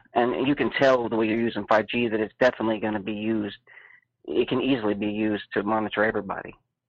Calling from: Florida, United States; from Florida.

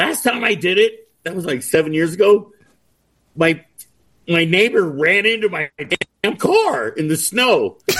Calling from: Colorado, United States; Yeah, Northwest Colorado in the mountains.

